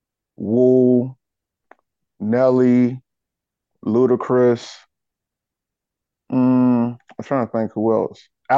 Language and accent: English; South Carolina, United States; Well, life in South Carolina, man. I mean, it's for the most part, it's pretty laid back, man. I mean, I was really raised in the backwoods or whatever like that.